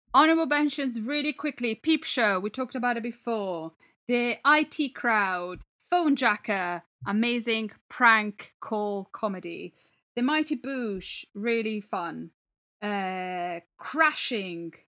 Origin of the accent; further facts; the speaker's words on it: Italy; now in England; the comedy I grew up with in Italy